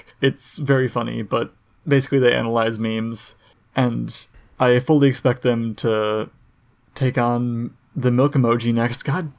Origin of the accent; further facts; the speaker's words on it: Wisconsin, United States; growing up in Wisconsin.